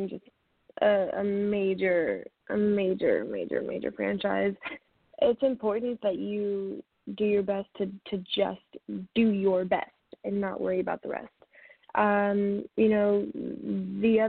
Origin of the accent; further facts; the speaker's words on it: Michigan, United States; When I was growing up in Michigan, I had a Siberian Husky named Shiloh